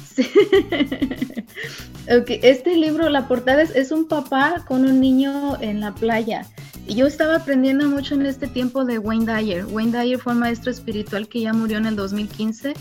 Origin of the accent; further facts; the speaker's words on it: Michoacán, Mexico; moved away as an adult; also born or lived in Puruándiro; now in Las Vegas, United States; De Michoacán, México.